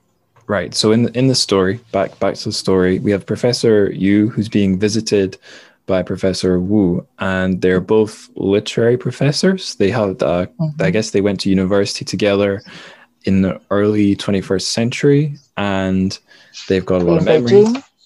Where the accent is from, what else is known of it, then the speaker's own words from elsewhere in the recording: Dundee, Scotland, United Kingdom; also born or lived in Manchester; So I'm from Dundee. That's where I am now on the east coast. So we are the sunniest city in Scotland.